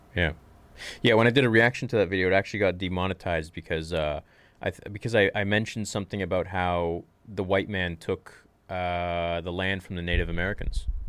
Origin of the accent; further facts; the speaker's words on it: Canada; I'm Canadian